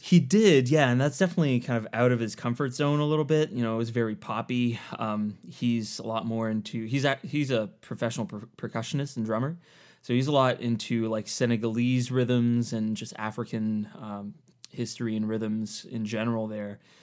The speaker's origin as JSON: {"language": "English", "region": "Eastern Ontario", "country": "Canada", "tie": "born or raised there", "said": "I grew up in Eastern Ontario in Canada. So, um, just basically right between the capital, Ottawa, and Montreal"}